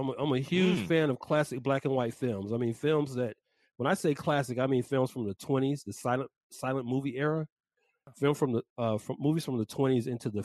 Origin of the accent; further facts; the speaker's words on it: Atlanta, Georgia, United States; in Atlanta, my hometown.